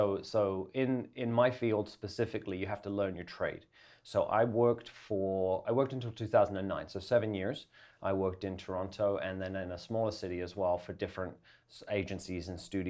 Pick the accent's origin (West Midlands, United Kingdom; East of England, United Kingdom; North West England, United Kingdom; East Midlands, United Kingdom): East of England, United Kingdom; Essex; moved away as an adult; also born or lived in London, England; now in Canada; England. I'm from England